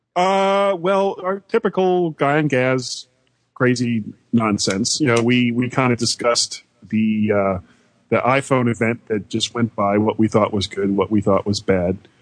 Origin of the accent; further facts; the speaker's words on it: Fort Lauderdale, Florida, United States; moved away; Fort Lauderdale, which is where I grew up